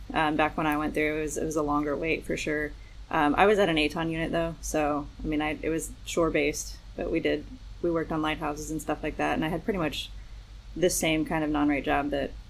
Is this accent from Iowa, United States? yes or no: yes; Iowa, United States; born there; I was born in Iowa when he was in the Coast Guard, and then he settled in Texas.